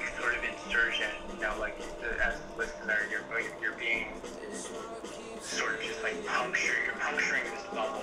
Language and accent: English; New Mexico, United States; moved away as an adult; now in Utah, United States; I'm from New Mexico